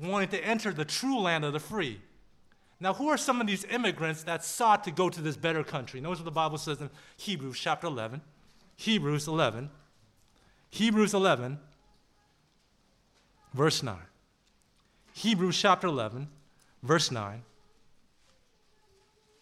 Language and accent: English; Southern California, United States; I'm from Southern California